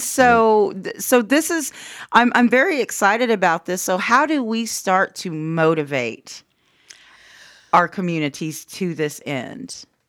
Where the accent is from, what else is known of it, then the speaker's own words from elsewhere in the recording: Anadarko, Oklahoma, United States; we're both from Anadarko.